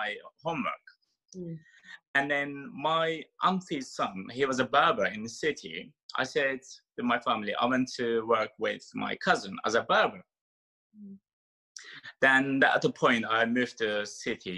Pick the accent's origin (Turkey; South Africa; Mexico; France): Turkey; English is a second language; moved away as an adult; also born or lived in Istanbul, Turkey; now in London, United Kingdom; my background is we are Turkish and I have like Greek and Turkish plus Ukrainian and Georgian mix of my blood, but I carry in Turkish passport.